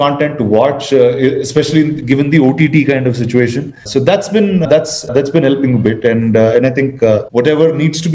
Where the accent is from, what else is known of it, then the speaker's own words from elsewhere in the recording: India; being an Indian